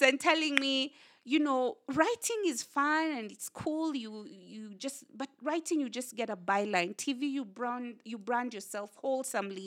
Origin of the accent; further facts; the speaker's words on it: Kenya; whatever challenges that we have as Kenyan, young Kenyans